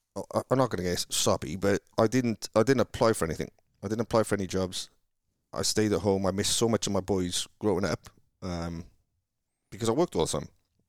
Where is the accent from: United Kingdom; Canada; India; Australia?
United Kingdom; Cardiff, Wales; moved away as an adult; now in United States; growing up where I grew up in Cardiff, is amazing, because where we grew up, I think the national average income is 30 grand a year.